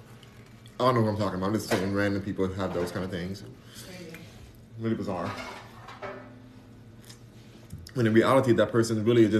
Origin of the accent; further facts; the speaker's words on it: Los Angeles, California, United States; now in Houston, United States; I'm from Los Angeles, but I'm in Houston